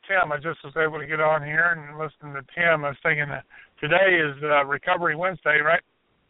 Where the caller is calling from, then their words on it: Asheville, North Carolina, United States; from Asheville.